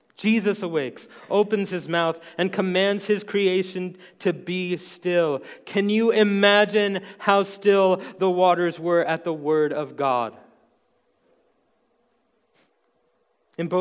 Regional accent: New York City, New York, United States; accent: New York; moved away as an adult; now in Montana, United States; my impossibly thick New York accent. I was born and raised in New York City

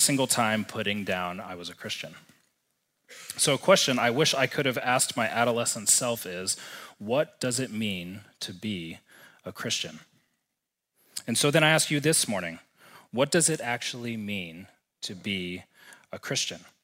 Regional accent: Texas, United States; moved away as an adult; now in Missoula, United States; growing up and spending the first twenty-five years of my life in the great state of Texas.

